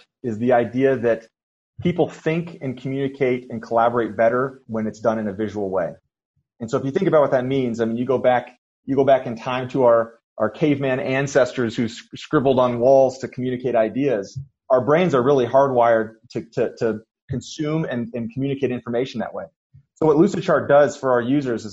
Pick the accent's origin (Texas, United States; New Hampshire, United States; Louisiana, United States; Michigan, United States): New Hampshire, United States; moved away as an adult; also born or lived in San Francisco; now in Utah, United States; grew up in New Hampshire.